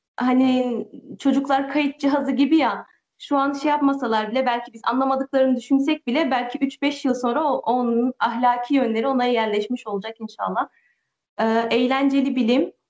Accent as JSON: {"language": "Turkish", "country": "France", "tie": "born or raised there", "also_born_or_lived": "Turkey", "said": "Ben de Fransa'dayım. Doğma büyüme buralıyım"}